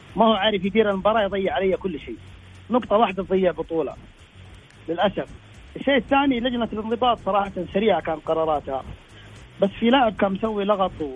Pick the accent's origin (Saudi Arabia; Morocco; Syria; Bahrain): Saudi Arabia; عندنا في السعوديه